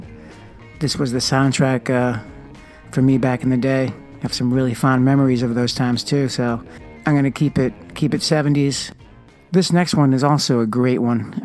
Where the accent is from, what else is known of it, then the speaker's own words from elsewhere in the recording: New Haven, Connecticut, United States; Growing up in New Haven, Connecticut